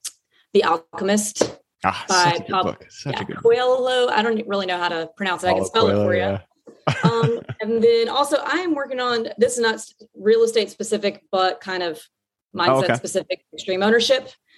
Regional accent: Southeastern US, United States; I grew up in the Southeast. So there's a lot of like medium-sized cities that I'll probably pivot to that I'm familiar

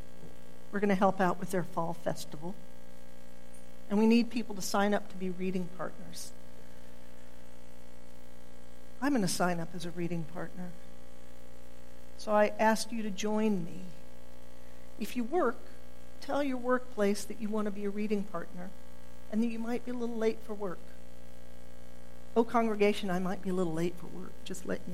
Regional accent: Oklahoma, United States; I'm born and bred in Oklahoma, but there are so many times I would like to say, no, I'm not from here, but I am

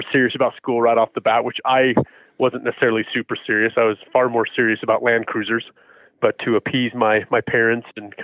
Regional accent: Sandy, Utah, United States; also born or lived in Murray, Utah; I actually grew up in Sandy, which is just a little further south of here

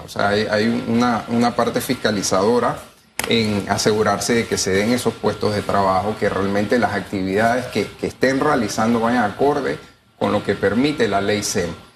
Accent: Panama; como panameños

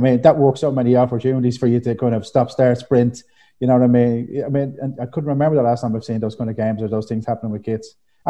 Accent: Dublin, Leinster, Ireland; I even remember myself growing up in Finglas.

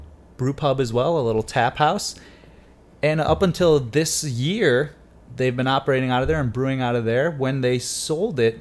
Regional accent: Michigan, United States; I'm from Michigan

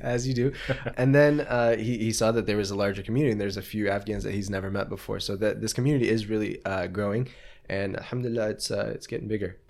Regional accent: United States; as an American

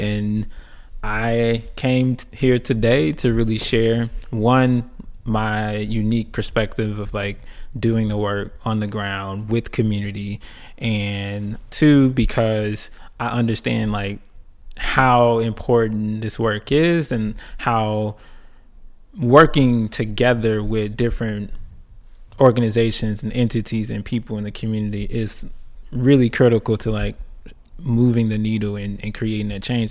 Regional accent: Clarksdale, Mississippi, United States; also born or lived in Chicago, Illinois; from Clarksdale, Mississippi. Um, originally born in Chicago with roots

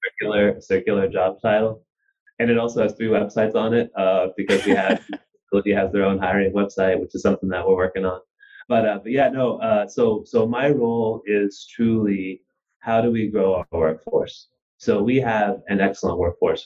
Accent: Wichita, Kansas, United States; moved away as an adult; also born or lived in New Jersey / Kazakhstan / Russia / Spain; I was born in New Jersey. I grew up in Wichita, Kansas

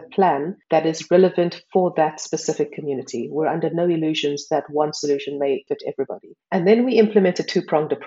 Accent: South Africa; moved away as an adult; now in Switzerland; I'm South African. I've been living in Switzerland for more than 10 years

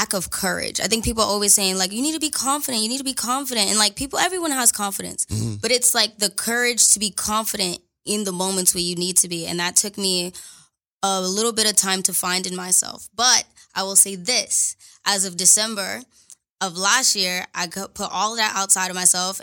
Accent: New York City, New York, United States; moved away as an adult; now in California, United States; Brownsville, Brooklyn. I was born in the projects

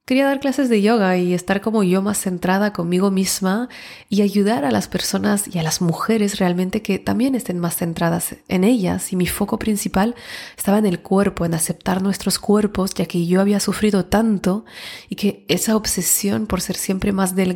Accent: France; also born or lived in Barcelona, Spain / Switzerland / Mexico; yo vengo de Francia, antes de Barcelona vivía, eh, he vivido un poco en Suiza y luego antes en México por temas de trabajo

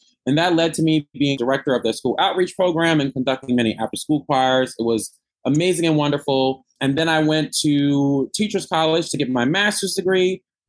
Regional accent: Teaneck, New Jersey, United States; I was born and raised in Teaneck, New Jersey, which is a suburb in North Jersey, 10 minutes outside of the city.

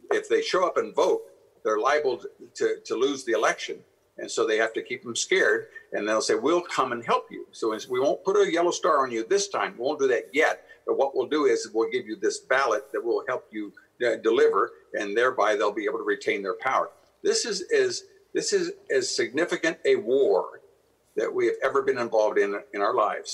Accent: Ohio, United States; I come from Ohio

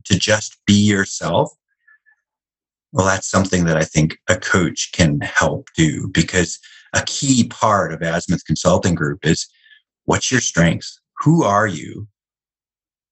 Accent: Wisconsin, United States; I grew up in Wisconsin

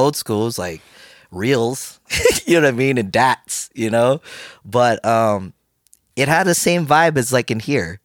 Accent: San Francisco Bay Area, California, United States; I grew up in the Bay Area in California, around San Francisco Bay Area

